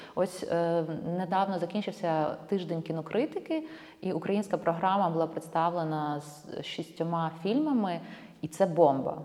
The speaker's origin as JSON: {"language": "Ukrainian", "town": "Ivano-Frankivsk", "region": "Ivano-Frankivsk Oblast", "country": "Ukraine", "said": "Я з Івано-Франківська"}